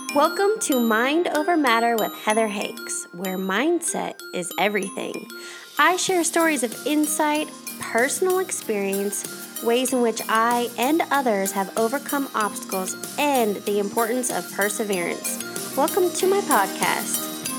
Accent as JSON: {"language": "English", "region": "Colorado", "country": "United States", "said": "I'm from Colorado"}